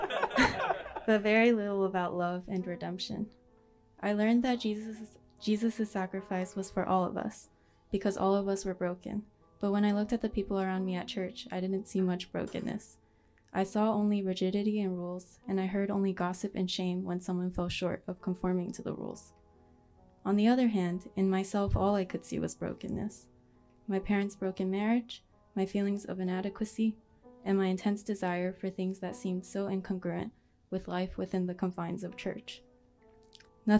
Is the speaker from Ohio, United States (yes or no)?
no; Texas, United States; our neighbor across the street where I grew up in Texas